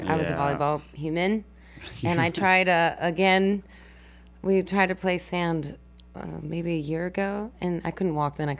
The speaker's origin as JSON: {"language": "English", "region": "New Mexico", "country": "United States", "moved": "as an adult", "lives_now": "Texas, United States", "said": "I'm from New Mexico"}